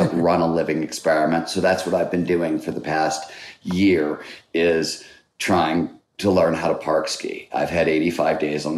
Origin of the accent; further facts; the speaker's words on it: Cleveland, Ohio, United States; I grew up in Cleveland, Ohio